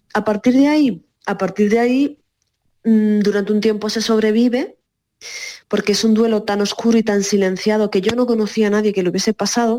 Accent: Cádiz, Andalusia, Spain; moved away; yo además soy de Cádiz

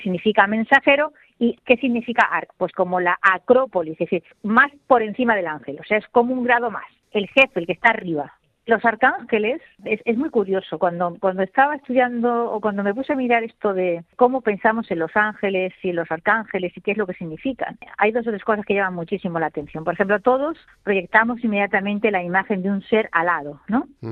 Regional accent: El Borge, Andalusia, Spain; el patrón de mi pueblo es San Gabriel

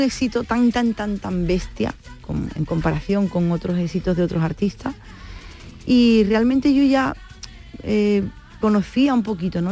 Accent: San Fernando, Andalusia, Spain; lo que soy yo, una cañailla, ¿no? los que somos de San Fernando

